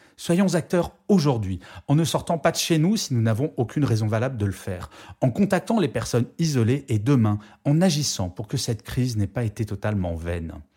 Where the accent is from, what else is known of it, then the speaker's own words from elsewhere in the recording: France; je suis extrêmement fier de mon pays